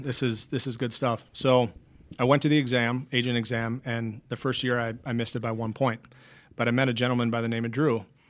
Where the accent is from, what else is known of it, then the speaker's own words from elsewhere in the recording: Eau Claire, Wisconsin, United States; moved away as an adult; also born or lived in New York; I went for graphic design in my hometown of Eau Claire, Wisconsin